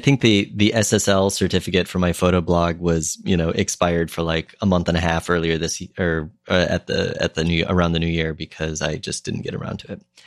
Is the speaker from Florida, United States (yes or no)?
no; Minnesota, United States; moved away; when I was growing up in Minnesota